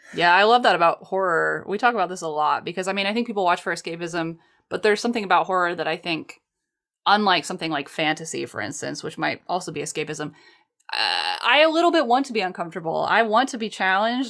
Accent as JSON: {"language": "English", "country": "United States", "said": "I'm American"}